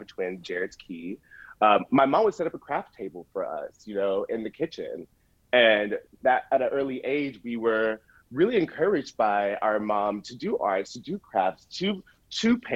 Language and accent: English; Alabama, United States; now in Brooklyn, United States; I'm originally from Sill, Alabama, and I grew up in the South